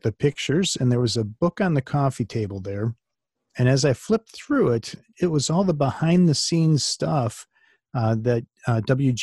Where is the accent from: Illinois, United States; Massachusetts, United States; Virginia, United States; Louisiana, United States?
Illinois, United States; Glen Ellyn; also born or lived in Wisconsin; There's a suburb called Glen Ellen, and that's where I was born and raised.